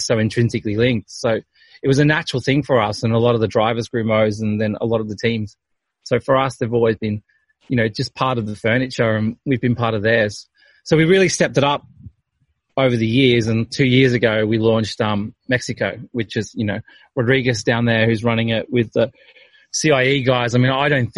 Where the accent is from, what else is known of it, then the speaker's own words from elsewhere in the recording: Australia; being Australian